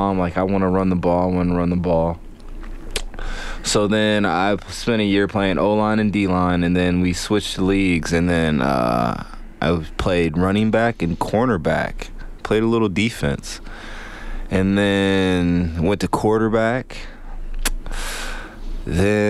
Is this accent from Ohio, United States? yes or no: yes; Columbus, Ohio, United States; I grew up in Columbus, Ohio